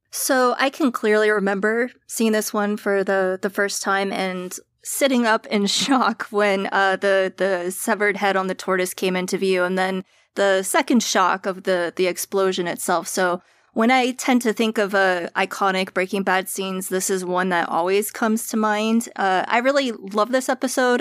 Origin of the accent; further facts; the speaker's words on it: East Coast, United States; I'm also an East Coaster